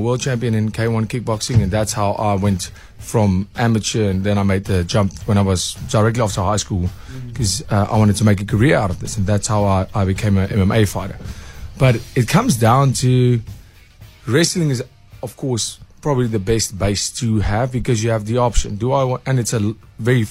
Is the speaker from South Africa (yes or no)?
yes; South Africa; as a South African